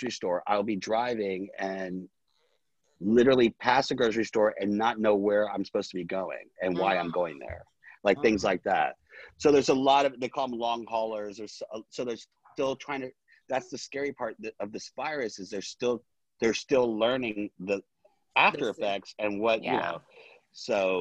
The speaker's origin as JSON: {"language": "English", "town": "New Orleans", "region": "Louisiana", "country": "United States", "moved": "yes", "lives_now": "Los Angeles, United States", "said": "I'm originally from New Orleans"}